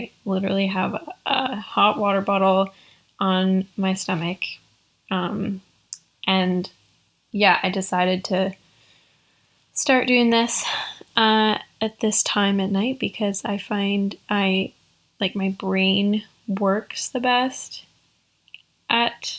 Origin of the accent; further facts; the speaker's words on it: Canada; I am Canadian